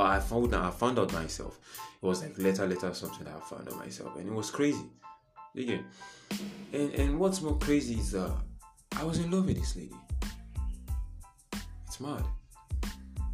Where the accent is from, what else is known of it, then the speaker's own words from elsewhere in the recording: Nigeria; I am a Nigerian